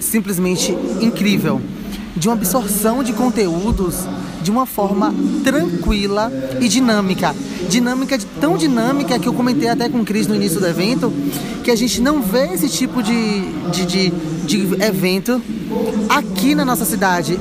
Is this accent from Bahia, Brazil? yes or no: yes; Bahia, Brazil; Somos baianos